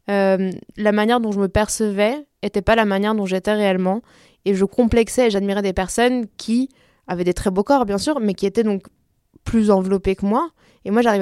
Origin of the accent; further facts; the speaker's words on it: Belgium; also born or lived in France; donc j'ai la, double culture, on va dire, européenne, parce que j'ai grandi en Belgique et en France, euh, mais aussi euh, latino.